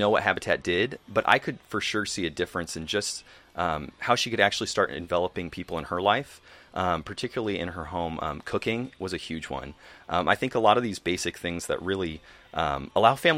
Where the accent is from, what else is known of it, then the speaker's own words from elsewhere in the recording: Des Moines, Iowa, United States; The church I grew up with in Des Moines